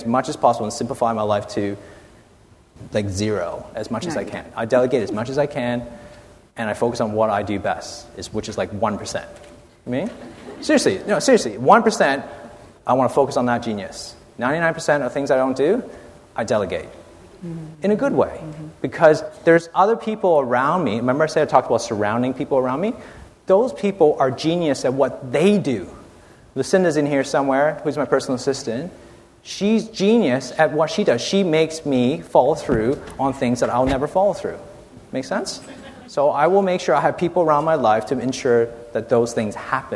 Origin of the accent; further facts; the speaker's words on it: Canada; moved away as an adult; now in Australia; I'm from Canada, so, you know, I've frozen my skin for about, you know, the last 27 years first, and then came to Australia